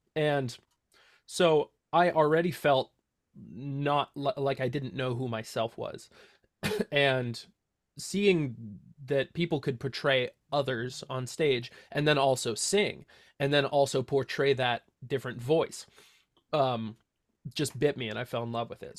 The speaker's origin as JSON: {"language": "English", "town": "Santa Cruz", "region": "California", "country": "United States", "tie": "born or raised there", "lives_now": "Watsonville, United States", "said": "born and raised in Santa Cruz, grew up in the same house for my entire life"}